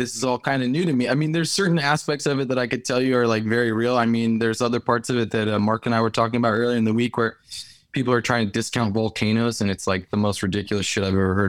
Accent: Montserrat; also born or lived in St. Croix, US Virgin Islands / United States; Yeah, I was born in St. Croix, and then I moved to the States, and then we moved back again to a small island, British territory, sovereign nation called Montserrat.

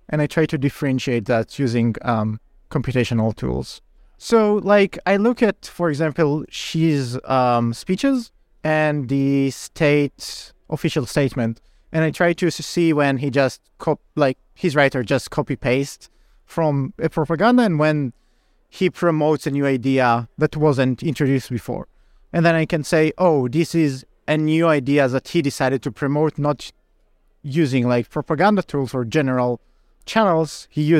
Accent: Israel; English is a second language; I'm originally from Israel, so there is like a Rand Corporation study about China's economic statecraft in Israel

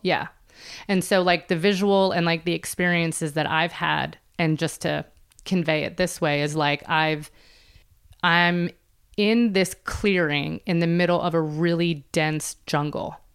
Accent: Philadelphia, Pennsylvania, United States; Philadelphia, which is where I'm from

